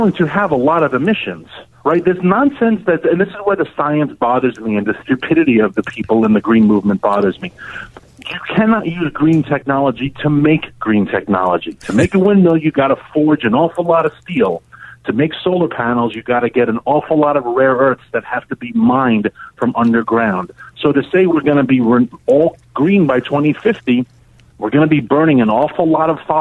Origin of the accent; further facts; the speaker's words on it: New York City, New York, United States; I'm from New York City. I know New York pretty well